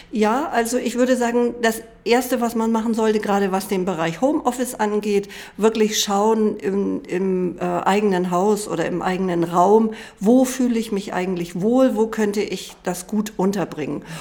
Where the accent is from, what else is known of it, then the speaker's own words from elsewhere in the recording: Hamburg, Germany; Ich bin aus Hamburg